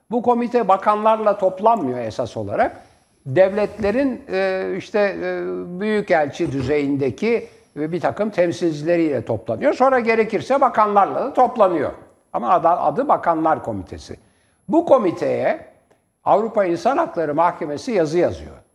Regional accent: Istanbul, Turkey; Ben tramvayla İstanbul'da büyüdüm. Yani bazen para yokken kapıya asılınır.

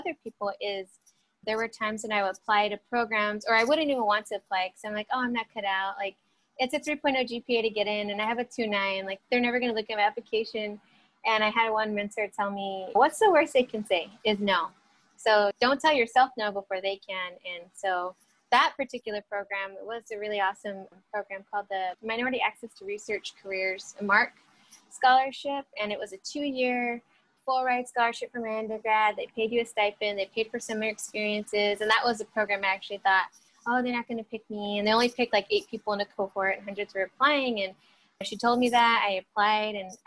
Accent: Bakersfield, California, United States; now in Los Angeles, United States; I was born and raised in Bakersfield

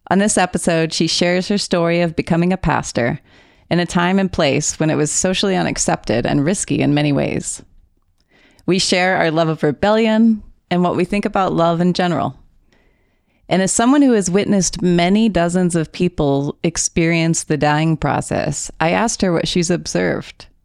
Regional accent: Texas, United States; accent: Texas; my Texas accent

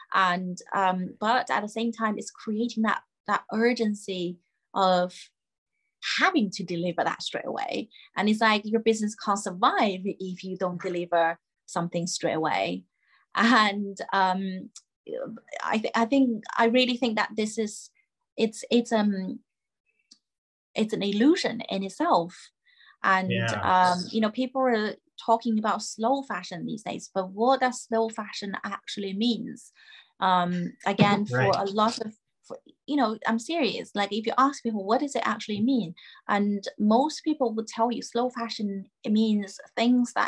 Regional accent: China; I grew up in China

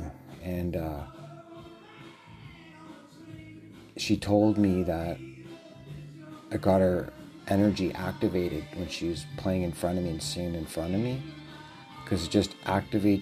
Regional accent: Canada; I'm speaking as a Canadian.

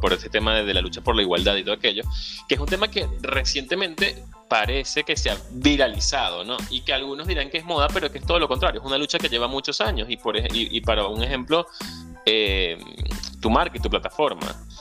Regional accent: La Victoria, Aragua, Venezuela; moved away; Soy venezolano, emigrante, ciudadano del mundo

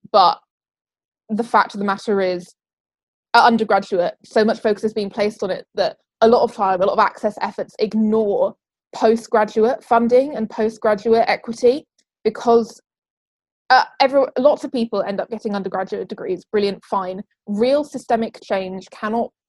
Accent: Wales, United Kingdom; moved away as an adult; now in Cambridge, United Kingdom; I come from Wales

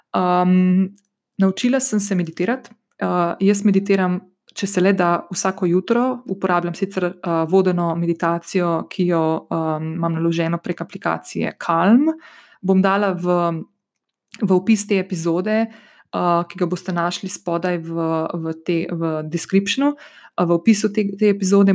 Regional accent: Slovenia; prihajam iz Slovenije

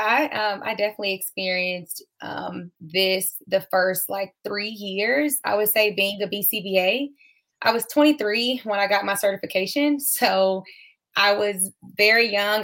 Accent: Atlanta, Georgia, United States; now in Texas, United States; I am from Atlanta, Georgia, but I currently live in Texas

